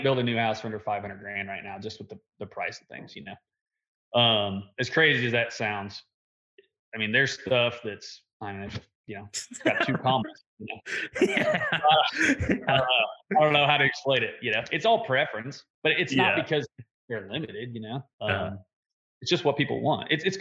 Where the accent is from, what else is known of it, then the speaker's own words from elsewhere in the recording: De Soto, Kansas, United States; I actually live in DeSoto, Kansas. I'm 15 minutes from Lawrence, 15 minutes from Overland Park, 15 minutes from Olathe, 15 minutes from Shawnee. So there's a lot of workforce around us. Our hometown, there's nothing around here